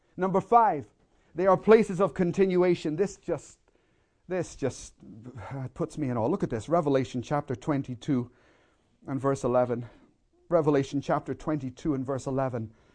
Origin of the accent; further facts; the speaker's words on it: Belfast, Northern Ireland, United Kingdom; I, I grew up in Belfast in the middle of a war zone